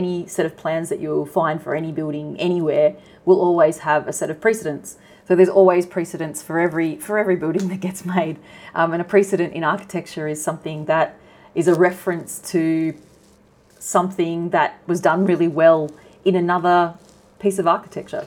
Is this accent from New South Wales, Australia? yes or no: yes; Sydney, New South Wales, Australia; I'm from Sydney as a kid